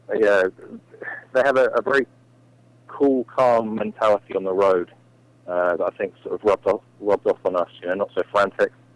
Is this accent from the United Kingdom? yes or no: yes; England, United Kingdom; moved away; I'm from England